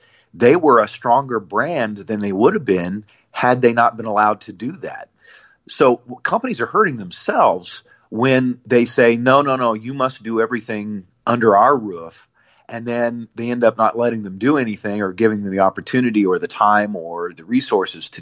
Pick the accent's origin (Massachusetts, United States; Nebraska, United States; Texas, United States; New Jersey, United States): Nebraska, United States; I grew up in Nebraska